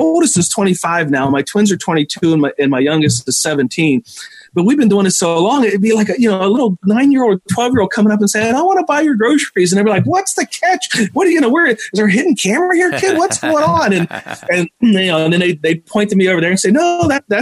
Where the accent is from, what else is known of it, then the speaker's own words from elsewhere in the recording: West Virginia, United States; now in Minnesota, United States; the town that I grew up in back in West Virginia